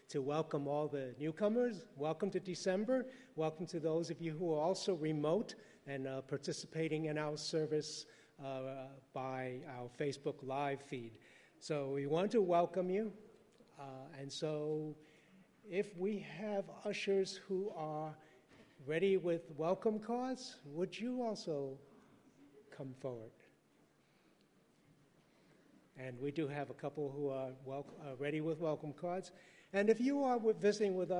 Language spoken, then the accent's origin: English; New York City, New York, United States; English is a second language; I was born and raised in Manhattan, but I didn't speak English until 7